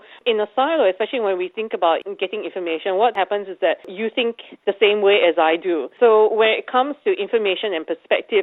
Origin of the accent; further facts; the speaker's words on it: Singapore; now in Australia; I come from Singapore